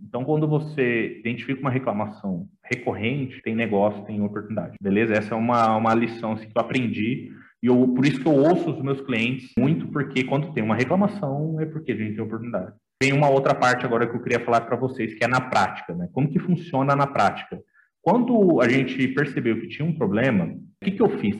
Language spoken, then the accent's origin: Portuguese; Campo Grande, Mato Grosso do Sul, Brazil; voltei para minha terra natal, que é Campo Grande, tá? Sou de Mato Grosso do Sul